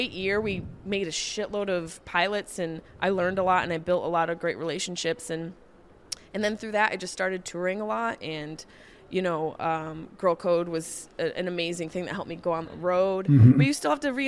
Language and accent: English; Syracuse, New York, United States; moved away as an adult; now in Los Angeles, United States; I grew up in Syracuse. I left when I was 18